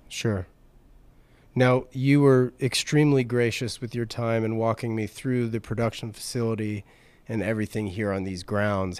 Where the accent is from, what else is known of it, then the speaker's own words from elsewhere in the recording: Raleigh, North Carolina, United States; moved away; I grew up in Raleigh